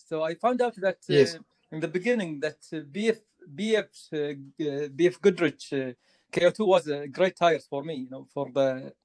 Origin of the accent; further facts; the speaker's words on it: Kuwait; I'm from Kuwait